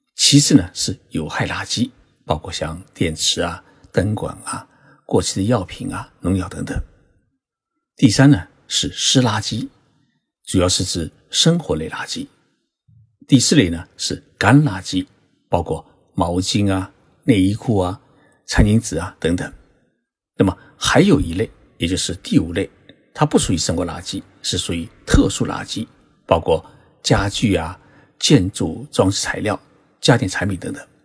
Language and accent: Chinese; China; now in Japan; 像我们中国人比较喜欢吃的，呃，豆腐乳